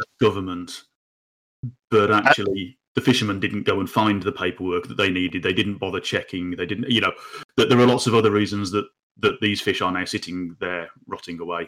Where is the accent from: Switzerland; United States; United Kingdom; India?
United Kingdom; we as the British people or as, as the U K